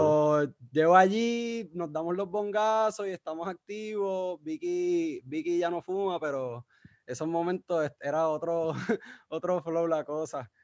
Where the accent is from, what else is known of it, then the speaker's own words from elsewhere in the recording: San Juan, Puerto Rico; moved away as an adult; now in Mayagüez, Puerto Rico; yo soy de San Juan, ah, pero y me crié por allá, estudié allí en Maristas de Guaynabo